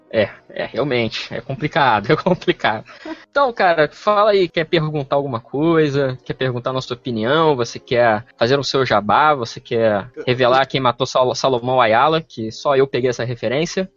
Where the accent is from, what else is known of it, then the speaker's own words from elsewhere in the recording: Espírito Santo, Brazil; eu sou do Espírito Santo